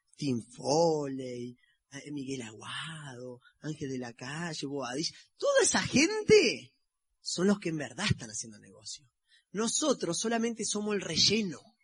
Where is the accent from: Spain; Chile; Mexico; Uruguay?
Uruguay; somos los uruguayos